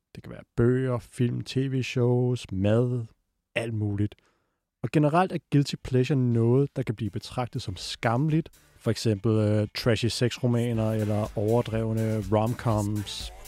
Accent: North Zealand, Capital Region of Denmark, Denmark; Jeg er fra Nordsjælland

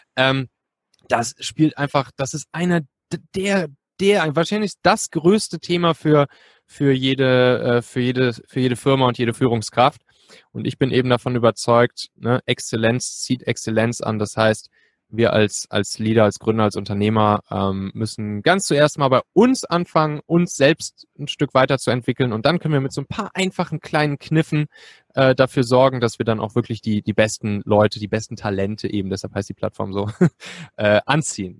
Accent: Cologne area, North Rhine-Westphalia, Germany; now in Hamburg, Germany; ich bin eigentlich ursprünglich Rheinländer, so aus der Kölner Gegend

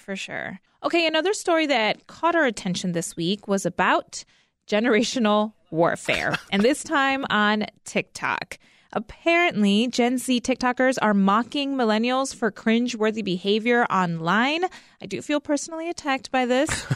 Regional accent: Northwest Indiana, United States; moved away; I grew up in Northwest Indiana, and so, like, we grew up with Italian beef sandwiches

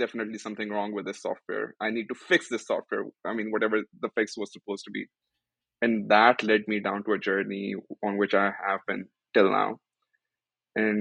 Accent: Pakistan; moved away as an adult; now in United States; I am originally not from the US, I'm from Pakistan

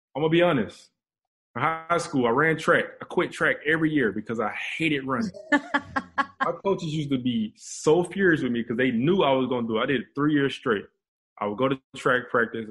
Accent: Atlanta, Georgia, United States; moved away as an adult; now in Houston, United States; we both from Atlanta

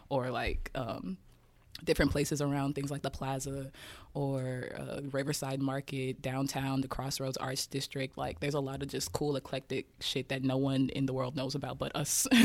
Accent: Kansas City, Kansas, United States; So yeah, growing up in Kansas City, I mean, it's not.

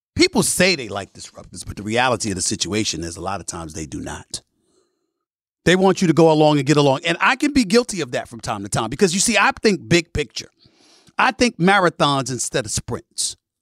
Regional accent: New York City, New York, United States; I grew up in Hollis, Queens, New York City

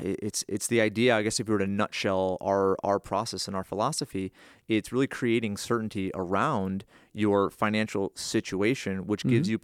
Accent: Northeast, United States; Or I grew up in the Northeast, right?

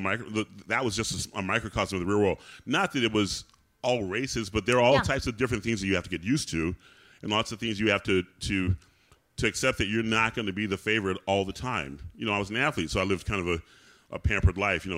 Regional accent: the South, United States; growing up in the South

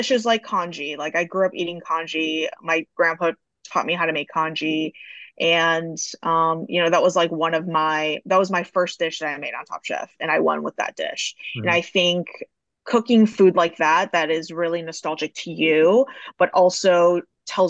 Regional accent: Dearborn, Michigan, United States; I grew up in Dearborn, Michigan, which is predominantly Middle Eastern

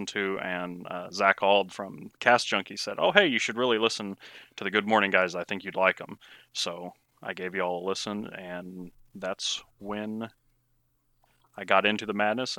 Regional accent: Missouri, United States; Well, I'm from Missouri, right smack in the middle of the U.S., obviously. I'm married. I have 3 kids, all boys, 7, 5, and 3.

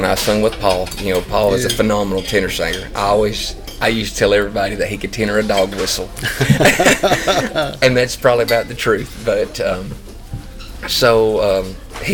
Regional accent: North Georgia, United States; I'm from North Georgia, but I live 20 minutes from the Tennessee line

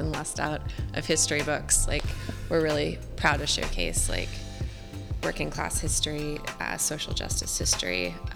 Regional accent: Oceanside, California, United States; moved away as an adult; also born or lived in Orange County, California; now in San Francisco, United States; I'm from Oceanside, California

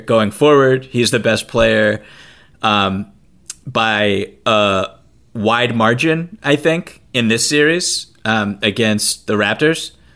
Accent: right outside of Boston, Massachusetts, United States; I'm from Boston, right outside of Boston, grew up with this

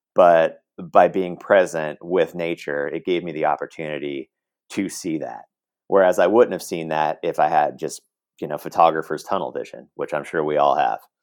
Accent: Portland, Oregon, United States; now in Los Angeles, United States; grew up in Oregon, in Portland, Oregon

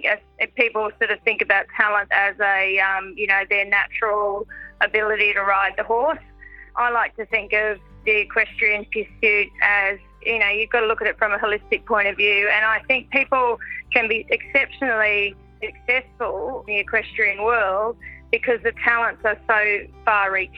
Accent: Bundaberg, Queensland, Australia; we grew up in Bundaberg in Queensland

